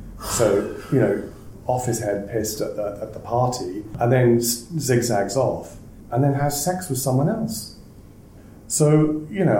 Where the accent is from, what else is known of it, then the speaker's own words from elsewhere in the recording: Wales, United Kingdom; I'm from Wales